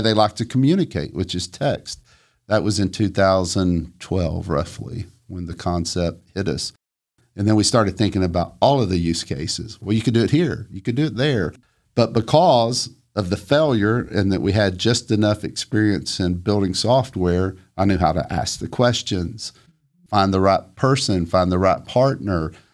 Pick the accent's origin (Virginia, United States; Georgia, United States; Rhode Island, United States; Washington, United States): Georgia, United States; Flintstone; I grew up in a tiny house, very modest. It was in Flintstone and it looked up at the mountain